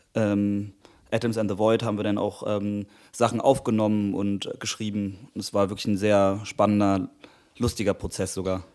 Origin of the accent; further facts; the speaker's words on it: Berlin, Germany; ich bin Musiker aus Berlin